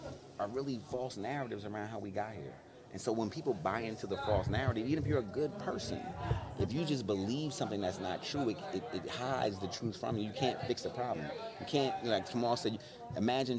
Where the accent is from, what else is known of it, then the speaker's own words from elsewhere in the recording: Plainfield, New Jersey, United States; I'm from Plainfield, New Jersey, so I did not grow up around a lot of white people